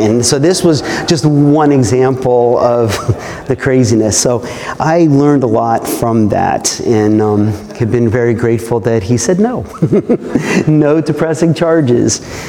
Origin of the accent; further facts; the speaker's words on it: New Jersey, United States; I grew up in New Jersey, which I don't like to say in public, especially not in the South. But I grew up in New Jersey.